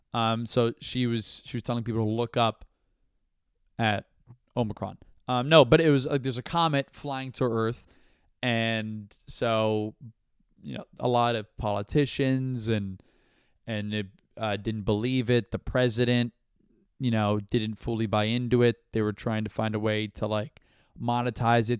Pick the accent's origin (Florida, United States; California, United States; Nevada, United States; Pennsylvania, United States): Florida, United States; Brandon; now in New York, United States; I'm from Brandon, Florida